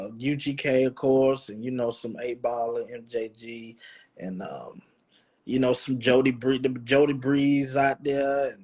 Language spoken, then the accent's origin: English; the South, United States; accent: countryness; me being from the South, and I got that, you know, that little countryness to me.